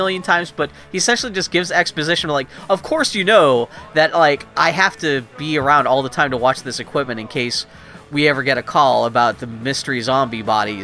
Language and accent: English; Pittsburgh, Pennsylvania, United States; I'm from Pittsburgh